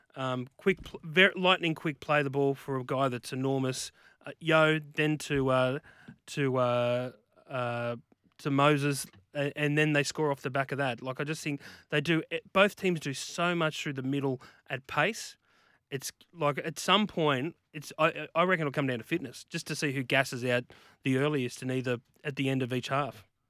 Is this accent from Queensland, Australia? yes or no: no; Bellingen, New South Wales, Australia; same area where I grew up on the North Coast. He went to the same school as me, Bellingen High School.